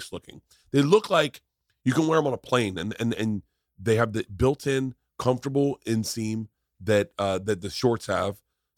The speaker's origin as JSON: {"language": "English", "region": "Florida", "country": "United States", "tie": "born or raised there", "said": "Growing up in Florida, I was a big chewing tobacco guy, and I always bought from the same companies."}